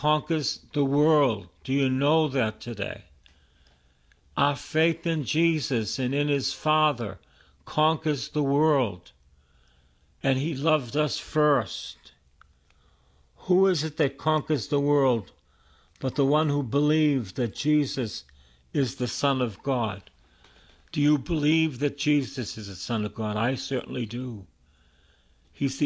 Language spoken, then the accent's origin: English; Boston, Massachusetts, United States; I was born in East Boston, and all my friends died of drug addiction and alcohol